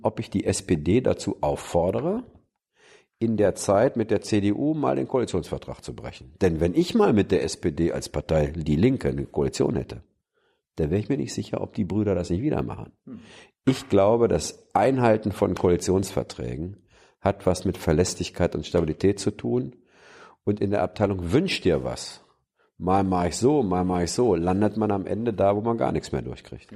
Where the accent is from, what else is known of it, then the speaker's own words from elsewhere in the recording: Germany; wir als Deutsche